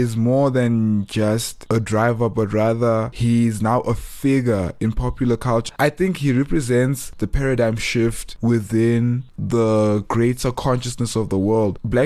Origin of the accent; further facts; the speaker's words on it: Johannesburg, Gauteng, South Africa; growing up in Joburg, being South African, being born free